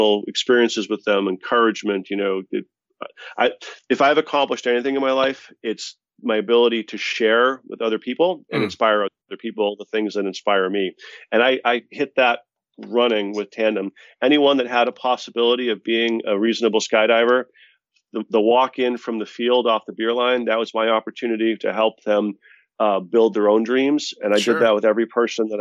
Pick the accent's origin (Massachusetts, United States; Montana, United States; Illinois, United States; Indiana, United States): Massachusetts, United States; Boston; We're both from Boston, both, I think, Irish Catholics